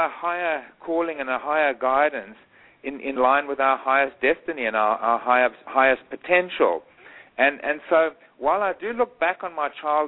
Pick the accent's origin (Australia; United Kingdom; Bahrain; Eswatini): Eswatini; moved away; When I was a boy growing up in Swaziland